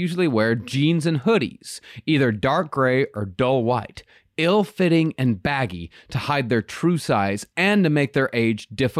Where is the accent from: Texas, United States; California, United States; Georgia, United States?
Texas, United States; Rochester; very close to my hometown of Rochester